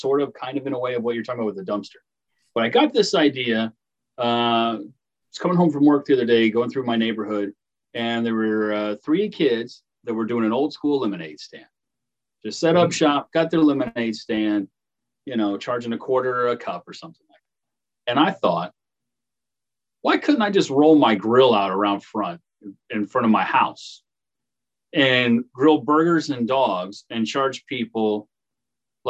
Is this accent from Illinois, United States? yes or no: yes; Paris, Illinois, United States; Paris, Illinois, my hometown